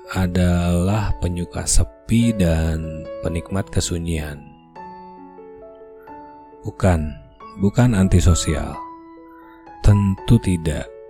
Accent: Bandung, West Java, Indonesia; born there; Asli Indonesia. Kelahiran Bandung sekian puluh tahun yang lalu, membuat centok Sundani saya sudah pasti fasih.

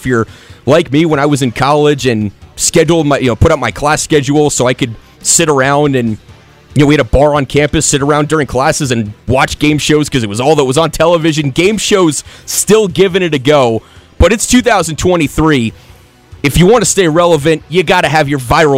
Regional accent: South Florida, United States; Growing up in South Florida

